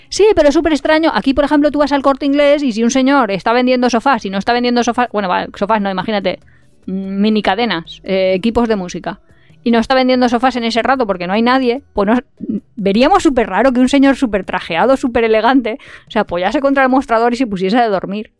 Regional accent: Valencia, Valencian Community, Spain

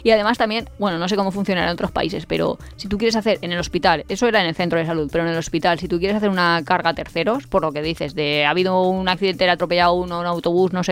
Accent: Spain; pero si fuera español y me hubiera pasado en España no me hubiera pagado, no hubiera pagado y soy español y me pasa en Budapest y tengo que pagar

